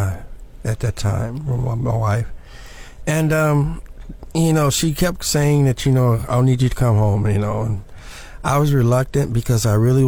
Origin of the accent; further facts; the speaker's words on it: Chicago, Illinois, United States; now in Florida, United States; No, I'm from Chicago